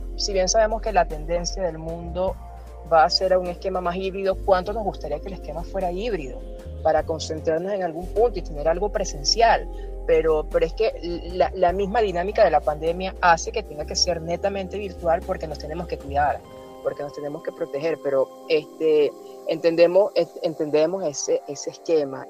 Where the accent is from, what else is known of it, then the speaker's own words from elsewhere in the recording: Venezuela; soy venezolano, me siento latinoamericano